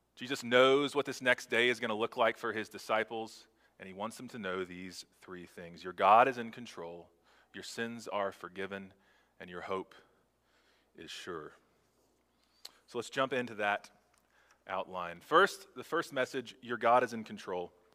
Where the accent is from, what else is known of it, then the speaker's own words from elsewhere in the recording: Texas, United States; as a Texan.